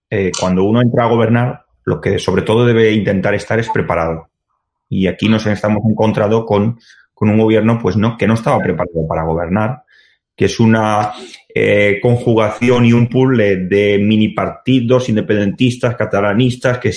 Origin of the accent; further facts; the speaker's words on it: Benaguasil, Valencian Community, Spain; Yo soy firme, defensor de mi pueblo, que es el millor del Mon, como digo en Valencia